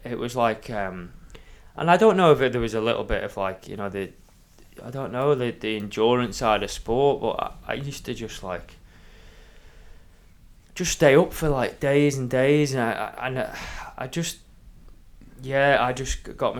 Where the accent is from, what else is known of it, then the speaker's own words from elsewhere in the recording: Isle of Man; growing up on the Isle of Man